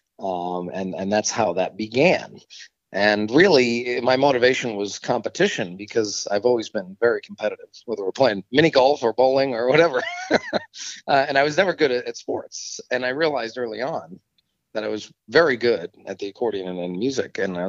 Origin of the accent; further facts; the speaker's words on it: Rhode Island, United States; I'm back in my home state of Rhode Island.